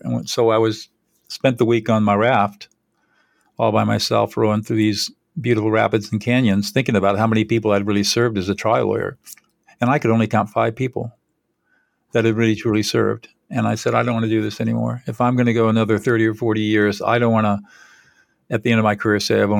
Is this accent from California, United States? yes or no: yes; California, United States; Well, I'm 72 years old. I grew up in Southern California.